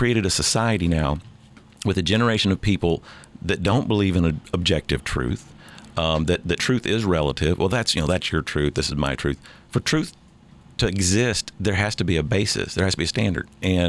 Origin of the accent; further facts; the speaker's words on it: United States; And I make no bones about the fact that I'm an American first.